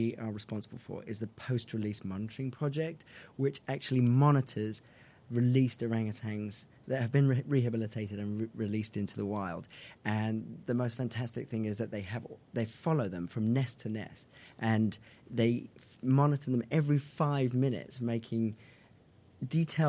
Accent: England, United Kingdom; I'm English

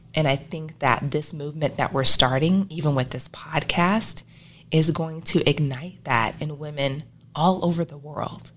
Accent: Arkansas, United States; also born or lived in Tupelo, Mississippi; now in Nebraska, United States; I was born in Tupelo, Mississippi, raised in Arkansas, and I migrated to Nebraska

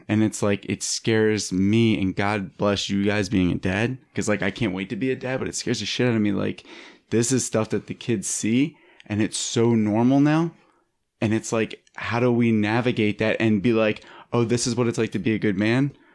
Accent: Philadelphia, Pennsylvania, United States; now in Los Angeles, United States; I'm from Philadelphia

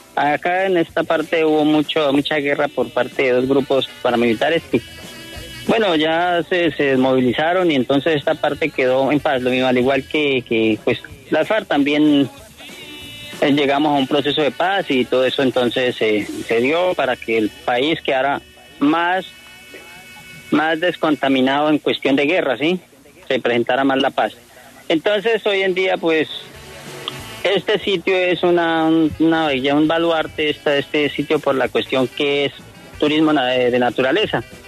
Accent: Villanueva, Casanare, Colombia; soy nativo, nativo de esta región

